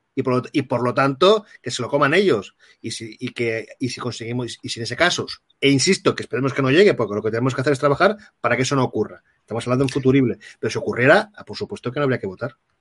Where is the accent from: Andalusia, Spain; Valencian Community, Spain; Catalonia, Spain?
Catalonia, Spain; soy un ciudadano catalán